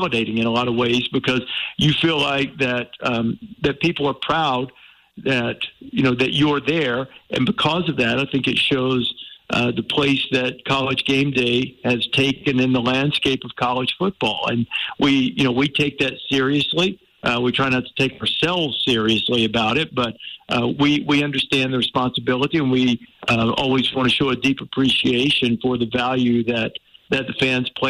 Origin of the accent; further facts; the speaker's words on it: Alabama, United States; I grew up in Alabama, and that's part of the fabric of the culture there